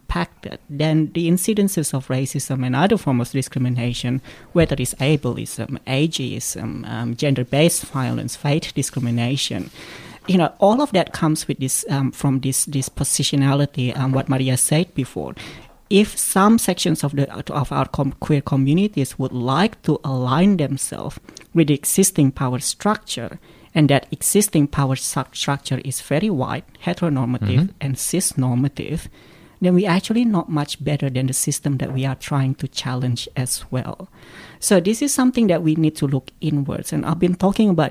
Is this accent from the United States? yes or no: no; Australia; We're Australian.